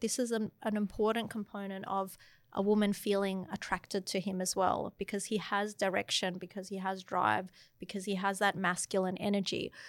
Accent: Melbourne, Victoria, Australia; moved away as an adult; also born or lived in London; now in Sydney, Australia; I grew up in Melbourne after living in London

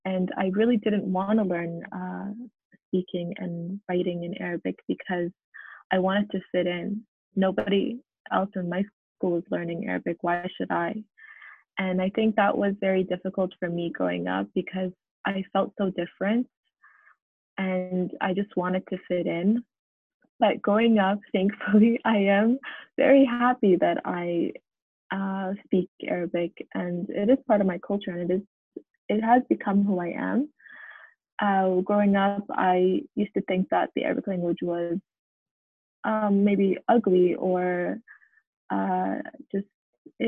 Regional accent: Canada; It was very difficult growing up in Canada as a daughter of immigrants

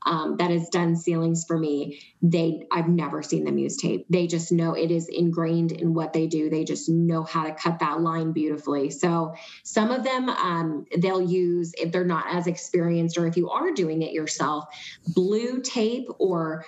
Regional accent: East Coast, United States; now in Arizona, United States; I'm from the East Coast

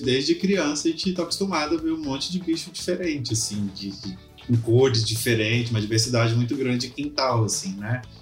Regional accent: Espírito Santo, Brazil; Eu sou do Espírito Santo

